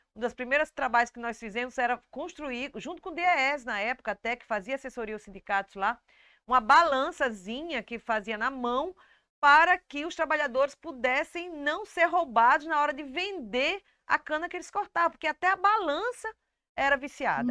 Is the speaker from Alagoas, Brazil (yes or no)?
yes; Alagoas, Brazil; Eu sou alagoana